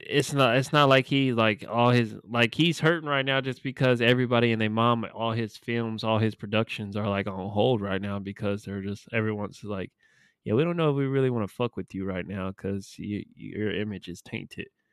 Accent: Sacramento, California, United States; my hometown Kings

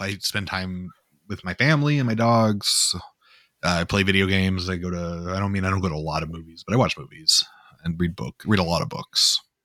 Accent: North Dakota, United States; I grew up in North Dakota

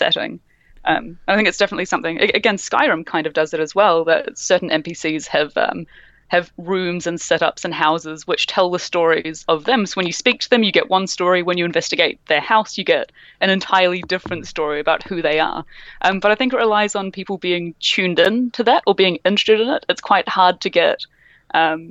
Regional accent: New Zealand; Can identify being a New Zealander

